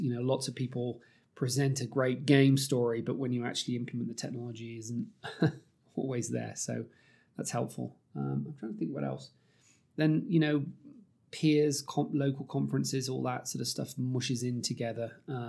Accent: United Kingdom; accent: British; you probably can tell from my accent, I'm slightly biased towards British media

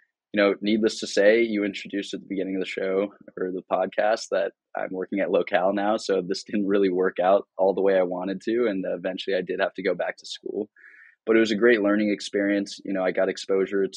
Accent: Cupertino, California, United States; I grew up in the Bay Area in California in a small town called Cupertino

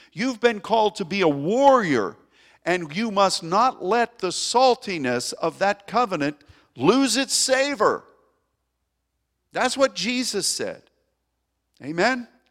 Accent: United States; As an American

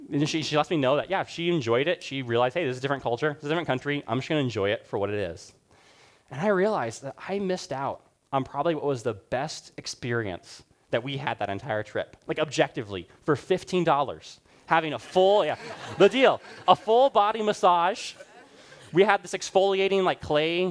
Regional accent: Rwanda; moved away; I grew up in Rwanda.

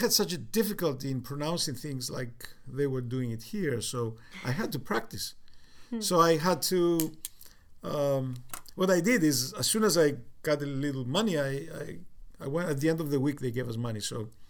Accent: Cyprus; accent: Cypriot; also born or lived in United Kingdom; So within the next 3 months, you know, I kind of lost a lot of my British accent. My Cypriot accent is still in the background, but my English accent I kind

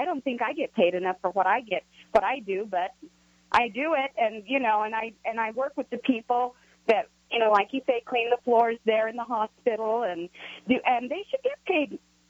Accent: California, United States; I grew up in California.

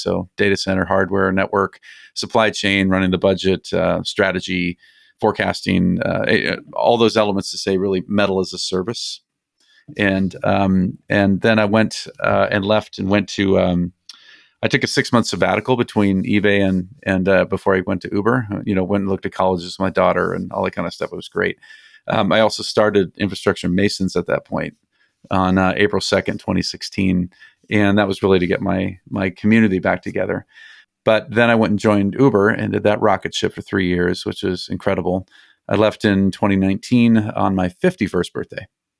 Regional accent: Colorado, United States; also born or lived in Minnesota / Arizona; now in California, United States; I was born in Minnesota and moved to Colorado when I was six, moved out to Arizona to go to school, and then hit the California coast, and I've been here for 31 years ever since.

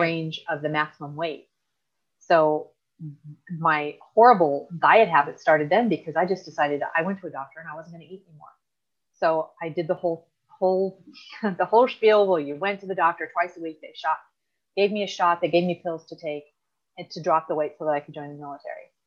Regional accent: the Valley, California, United States; now in Orange County, United States; I currently I live in Orange County. I grew up in the Valley with the rest of my siblings

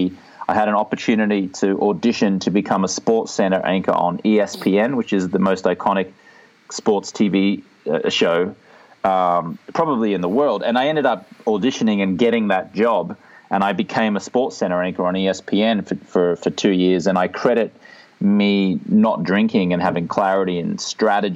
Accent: Australia; moved away as an adult; now in Venice Beach, United States; I'm from Australia, but I live in Venice Beach, California.

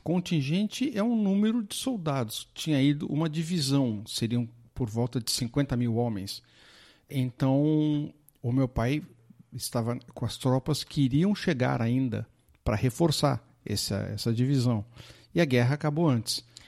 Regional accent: Poços de Caldas, Minas Gerais, Brazil; Poços de Caldas, que é a cidade onde eu nasci

